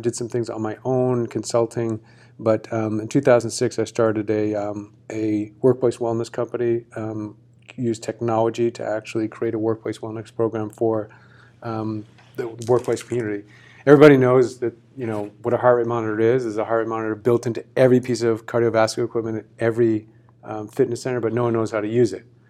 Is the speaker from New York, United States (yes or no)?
no; Massachusetts, United States; moved away; I'm from Massachusetts originally